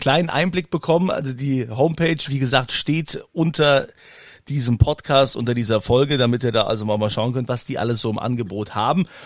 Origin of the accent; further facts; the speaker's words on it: Germany; hier bei uns in Deutschland